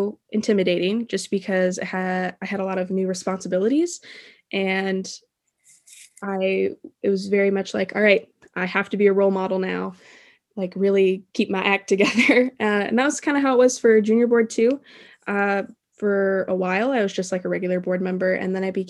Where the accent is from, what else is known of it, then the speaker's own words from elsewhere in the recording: Davenport, Iowa, United States; also born or lived in Blue Grass, Iowa; when I was like 9 years old, I moved into town from Bluegrass